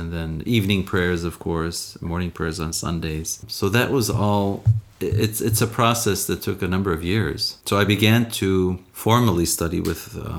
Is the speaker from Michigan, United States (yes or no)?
no; Chicago, Illinois, United States; I grew up in Chicago, a Midwesterner by birth and by training.